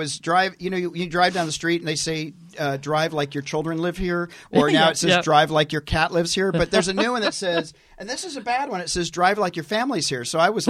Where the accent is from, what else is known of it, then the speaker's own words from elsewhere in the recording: Tennessee, United States; I'm from Tennessee.